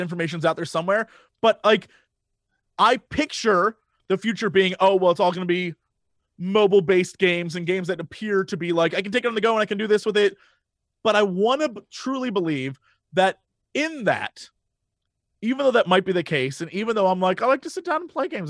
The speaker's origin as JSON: {"language": "English", "region": "Midwest", "country": "United States", "said": "I'm from the Midwest."}